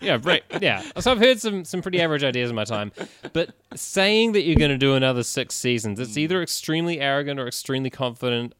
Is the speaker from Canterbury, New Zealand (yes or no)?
yes; Christchurch, Canterbury, New Zealand; moved away as an adult; now in Melbourne, Australia; I'm from Christchurch, New Zealand, down on the South Island